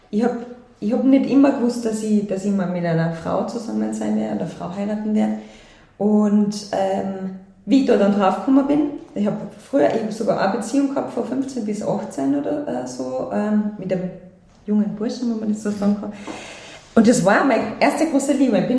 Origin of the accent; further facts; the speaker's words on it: Salzburg, Austria; Und ich bin ja selbst am Land eigentlich in Salzburg aufgewachsen.